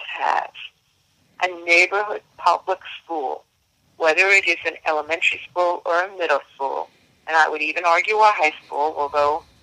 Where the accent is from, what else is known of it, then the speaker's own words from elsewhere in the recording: Clarkstown, New York, United States; I grew up in Rockland County, New York, from Clarkstown, New York